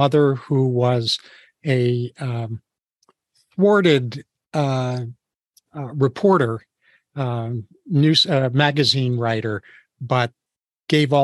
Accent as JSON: {"language": "English", "region": "New York", "country": "United States", "tie": "born or raised there", "said": "I was born and raised in New York, as were my parents"}